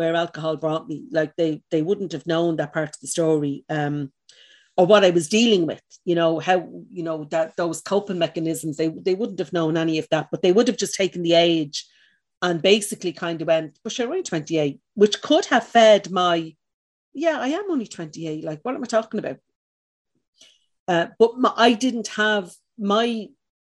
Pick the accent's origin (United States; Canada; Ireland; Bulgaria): Ireland; Dublin, Leinster; Where I was from, I'm from the north side of Dublin, I'm from Cabra